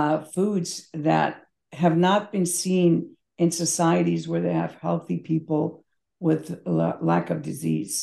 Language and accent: English; Belgrade, Serbia; moved away; I was born in Belgrade, former Yugoslavia, now Serbia. My mother, when I was a child, used to go to the open air market